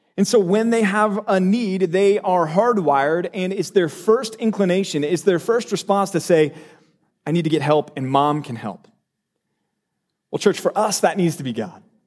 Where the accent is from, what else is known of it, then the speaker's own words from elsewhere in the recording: Texas, United States; moved away; I'm from Texas